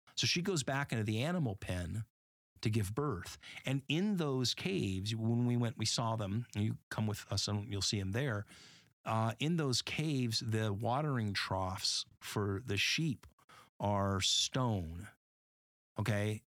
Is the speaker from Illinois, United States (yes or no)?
no; Northern California, United States; growing up in California, right, in Northern California